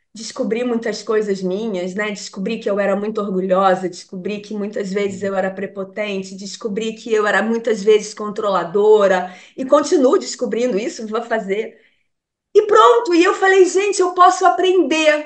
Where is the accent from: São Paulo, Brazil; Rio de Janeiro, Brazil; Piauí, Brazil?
Rio de Janeiro, Brazil; moved away as an adult; a gente é carioca